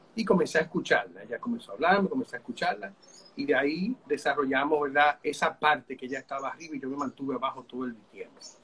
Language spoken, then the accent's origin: Spanish; Santo Domingo, Distrito Nacional, Dominican Republic; yo soy de Santo Domingo, mi esposa también